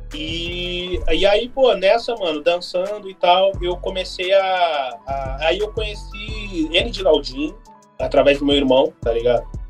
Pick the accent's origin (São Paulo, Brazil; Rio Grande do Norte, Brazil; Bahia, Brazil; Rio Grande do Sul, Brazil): Rio Grande do Sul, Brazil; Porto Alegre; eu sou de Porto Alegre